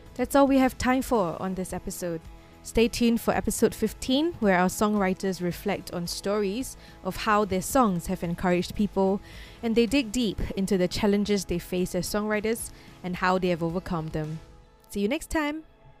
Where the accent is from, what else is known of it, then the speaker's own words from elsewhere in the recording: Singapore; growing up in Singapore